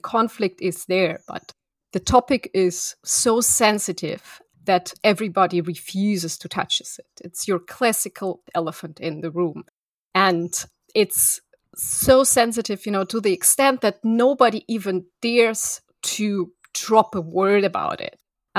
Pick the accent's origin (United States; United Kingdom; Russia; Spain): Russia; Moscow; moved away; so I am originally from Moscow, and what you could call a typical child of a very typical Russian academics or Soviet academics. So I was born in Moscow, and in 1991 we went to Germany for 1 year